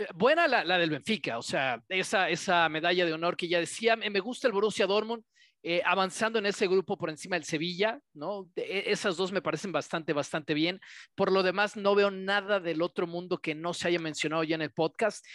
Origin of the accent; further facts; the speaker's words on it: Mexico; Como mexicanos